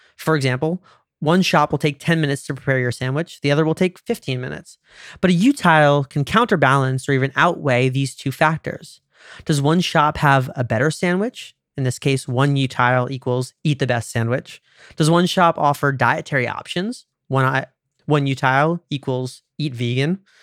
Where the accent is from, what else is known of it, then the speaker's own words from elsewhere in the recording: United States; I'm American